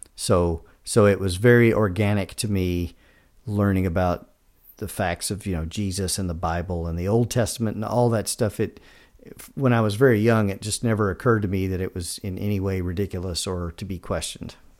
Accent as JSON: {"language": "English", "region": "Kentucky", "country": "United States", "tie": "born or raised there", "moved": "as an adult", "lives_now": "Georgia, United States", "said": "I grew up in Kentucky in the sixties and seventies, uh, Southern Baptist family, uh, went to college and moved straight out of college down here to Georgia."}